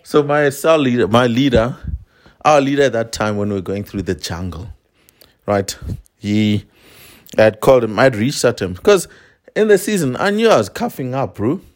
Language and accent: English; South Africa; I am a South African Venda man.